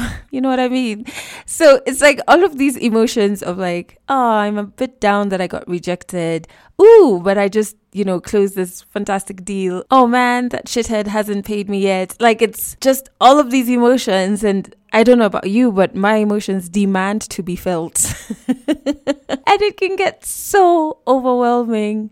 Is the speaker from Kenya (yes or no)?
yes; Kenya; I'm Kenyan